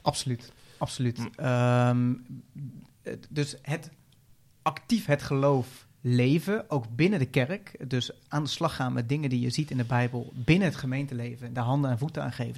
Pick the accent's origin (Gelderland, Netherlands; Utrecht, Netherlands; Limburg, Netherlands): Utrecht, Netherlands; Veenendaal; ik kom uit Veenendaal